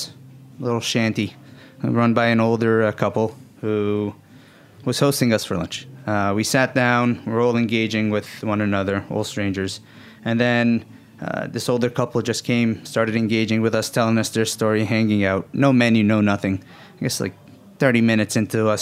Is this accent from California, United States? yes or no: no; New York City, New York, United States; born and raised in Bay Ridge, Brooklyn. To Yemeni immigrants